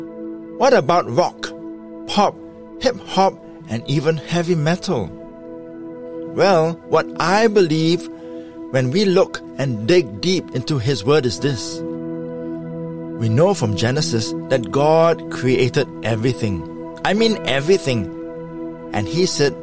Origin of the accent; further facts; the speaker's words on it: Singapore; my home country of Singapore